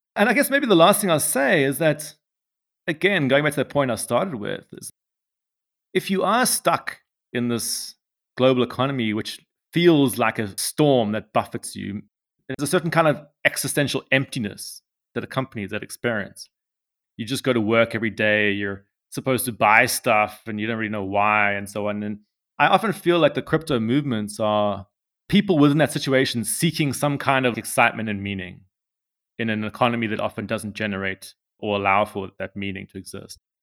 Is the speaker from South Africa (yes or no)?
yes; South Africa; I'm from South Africa